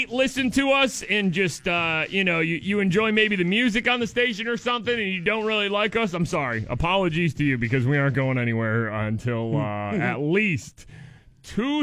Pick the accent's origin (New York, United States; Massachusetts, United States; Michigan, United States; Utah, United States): Michigan, United States; Detroit area; moved away as an adult; now in Pittsburgh, United States; We're both from right around the Detroit area. We're both from Michigan originally